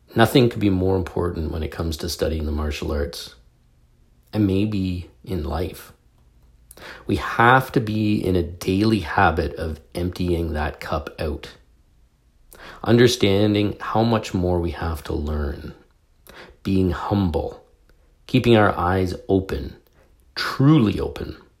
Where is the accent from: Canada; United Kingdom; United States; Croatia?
Canada; I'm a Canadian.